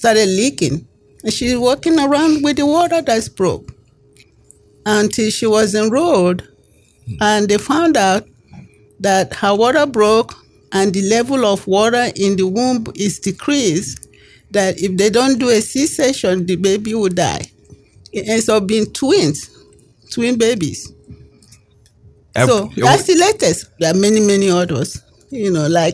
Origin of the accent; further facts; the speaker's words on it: Nigeria; moved away as an adult; now in United States; I grew up in Nigeria and I came here as an adult